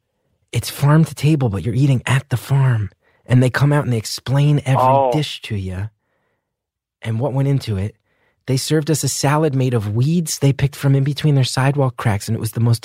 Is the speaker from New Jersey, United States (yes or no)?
yes; New Jersey, United States; also born or lived in New York City; I'm from New Jersey